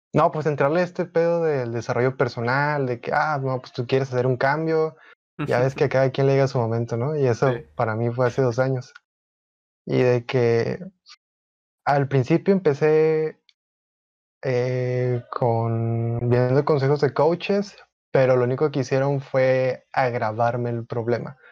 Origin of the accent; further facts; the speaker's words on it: Monterrey, Nuevo León, Mexico; tengo 21 años, soy de Monterrey, Nuevo León